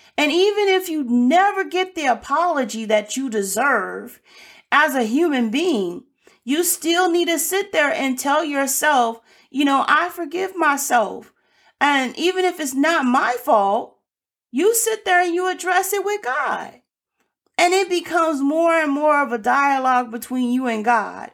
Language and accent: English; Birmingham, Alabama, United States; moved away; I was born in Birmingham, Alabama